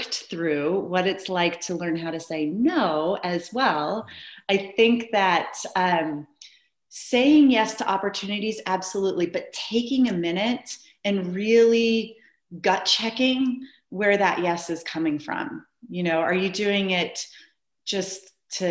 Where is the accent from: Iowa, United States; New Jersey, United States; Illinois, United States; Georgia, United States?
Iowa, United States; now in Bend, United States; I'm from Iowa